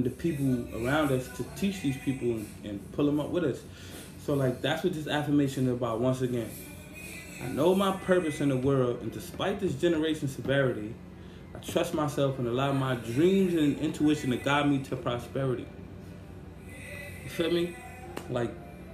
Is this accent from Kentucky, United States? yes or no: no; New York City, New York, United States; I grew up in Brownsville, Mitchell Projects, Bronx